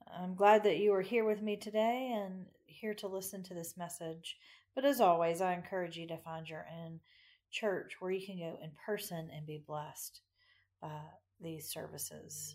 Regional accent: Macon, Georgia, United States; Growing up in Macon

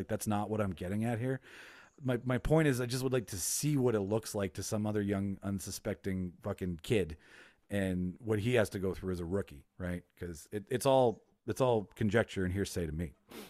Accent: Winnipeg, Manitoba, Canada; So just by default, I would know where I am because we're using my hometown as a backdrop.

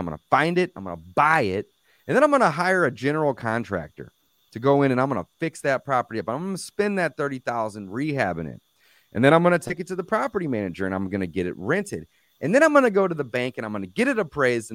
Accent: St. Louis, Missouri, United States; I'm in St. Louis, Missouri. I was born and raised here

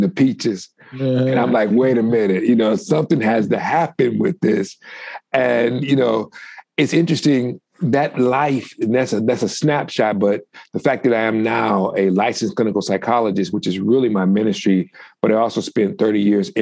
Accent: Detroit, Michigan, United States; I'm from Detroit, Michigan.

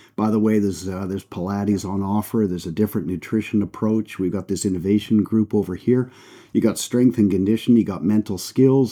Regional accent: Canada; accent: Canadian; moved away as an adult; also born or lived in United Kingdom; Canadian, so you can tell by the accent. That's where I That's where I grew up.

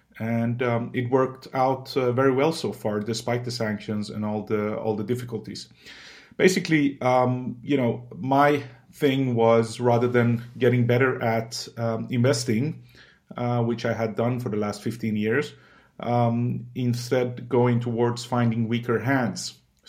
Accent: Sweden; also born or lived in Iran; I was born in Iran in 81, and I lived there for the first 8 years of my life. We came to Sweden in 89, where I grew up, basically.

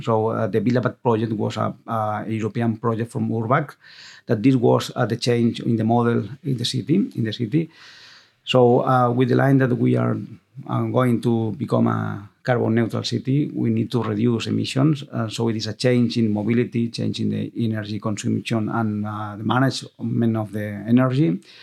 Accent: Viladecans, Catalonia, Spain; English is a second language; I'm from Vila de Cans. My grandfather, um, grandmother was from Vila de Cans.

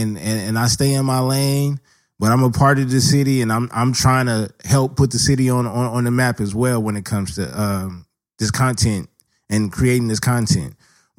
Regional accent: Los Angeles, California, United States; we grew up in South Central LA.

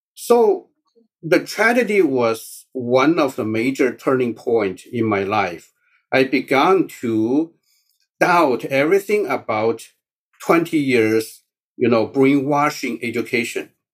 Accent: China; first language Mandarin; English is a second language; moved away as an adult; now in United States; my mother tongue is Mandarin.

